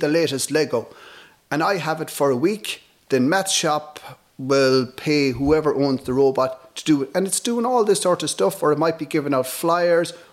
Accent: North Galway, Connacht, Ireland; I'm from North Galway.

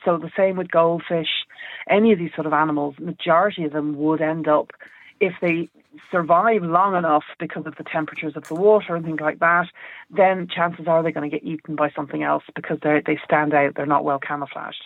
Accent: Ireland; us Irish people

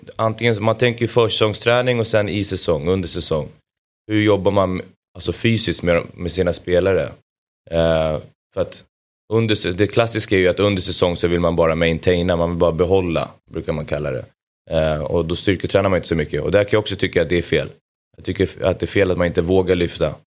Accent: Solna, Stockholm County, Sweden; jag är uppvuxen i Solna

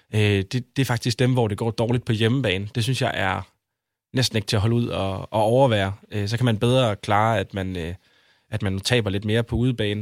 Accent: Aarhus, Central Denmark Region, Denmark; now in Copenhagen, Denmark; jeg står op for, for min, min by og mit hold

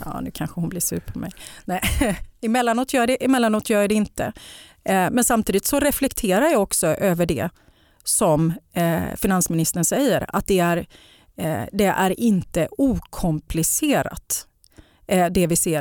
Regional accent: Gothenburg, Västra Götaland, Sweden; jag är ju uppväxt i, i Bergsjön

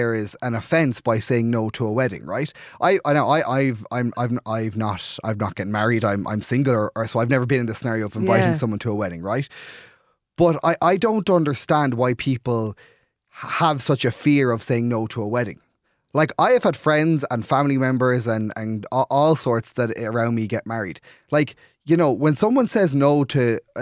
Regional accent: Clare, Munster, Ireland; moved away as an adult; now in Dublin, Ireland; I'm from Clare, living in Dublin. So if I go home at the weekends, a lot of the time when I go to Clare

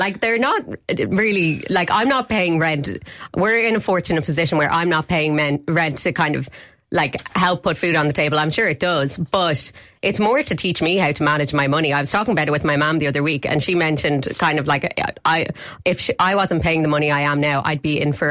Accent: Dublin, Leinster, Ireland; I work in Dublin

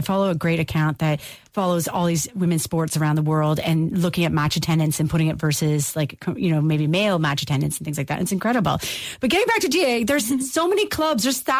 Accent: Canada; now in Ireland; Like, I'm such a Canadian

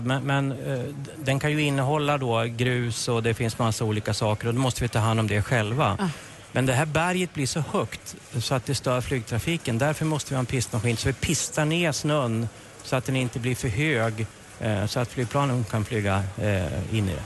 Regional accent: Norrland, Sweden; jag är från Norrland

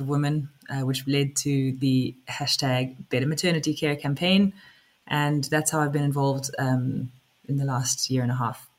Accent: South Africa; now in West Cork, Ireland; I am originally from South Africa. I live in West Cork now. I've lived in Ireland for about 15 years

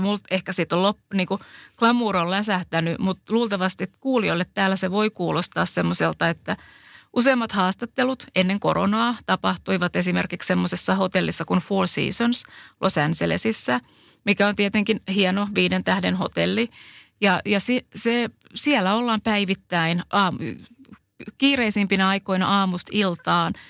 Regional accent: Finland; accent: Finnish; moved away

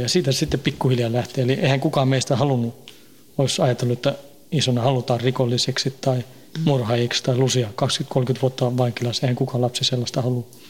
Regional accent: Stockholm suburb, Stockholm County, Sweden; moved away as an adult; now in Finland; Synnyin ja kasvoin siellä, parikymmentä vuotta asuin siellä, vähän reilu

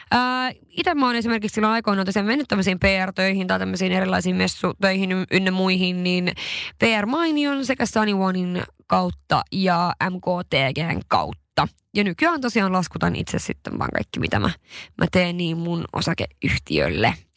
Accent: Sweden; also born or lived in Levi, Finland; now in Helsinki, Finland; mä olin Ruotsista kotoisin

